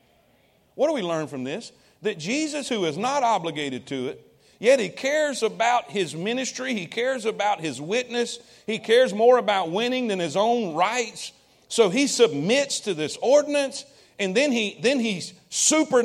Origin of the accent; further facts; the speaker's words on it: United States; I'm proud to be an American. I'm glad I was born here